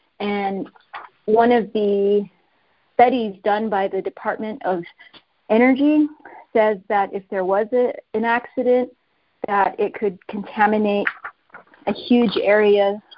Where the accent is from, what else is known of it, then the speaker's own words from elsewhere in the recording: Navajo Nation, United States; As a Diné person, I'm from the Navajo Nation